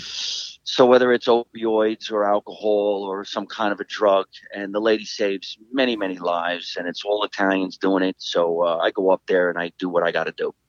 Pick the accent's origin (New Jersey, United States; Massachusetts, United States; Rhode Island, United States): New Jersey, United States; Scotch Plains; my hometown of Scotch Plains